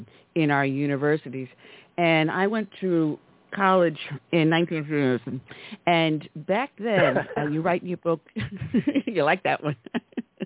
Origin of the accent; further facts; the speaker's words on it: New York, United States; accent: New York; I have a New York dialect.